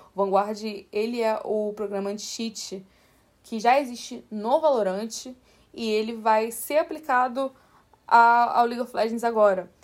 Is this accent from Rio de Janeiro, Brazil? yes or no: yes; Rio de Janeiro, Brazil; accent: carioca; meu sotaque é carioca, assim, eu sou do Rio.